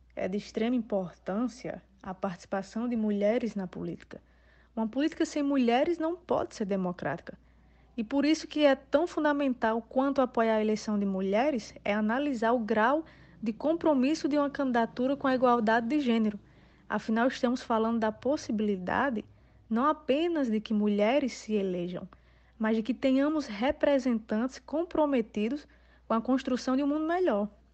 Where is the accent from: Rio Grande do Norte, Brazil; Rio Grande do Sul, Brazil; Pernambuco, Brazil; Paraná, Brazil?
Rio Grande do Norte, Brazil; São Rafael; sou do município de São Rafael, Rio Grande do Norte